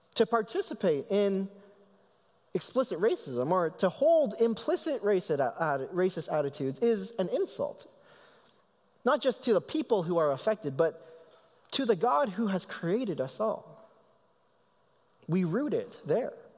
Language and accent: English; Canada; now in United States; I'm Canadian